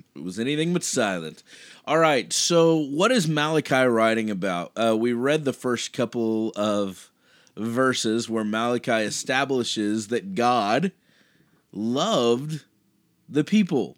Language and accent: English; Kansas, United States; now in Dallas, United States; I grew up in Kansas